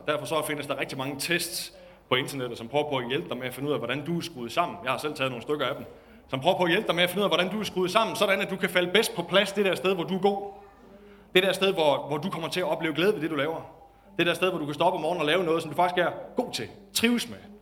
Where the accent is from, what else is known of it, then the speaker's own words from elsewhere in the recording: Denmark; Var pastor i en lille kirke i Nykøbing i morges, hvor jeg voksede op.